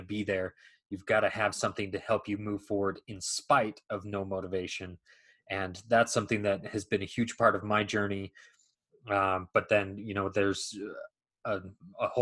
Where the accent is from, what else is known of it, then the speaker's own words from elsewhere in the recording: a suburb of Salt Lake City, Utah, United States; also born or lived in Oxford, England; I grew up in a suburb of Salt Lake City, Utah